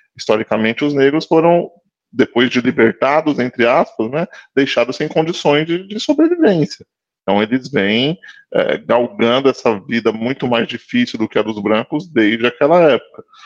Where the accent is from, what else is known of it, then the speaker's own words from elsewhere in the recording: São Paulo, Brazil; eu sou de São Paulo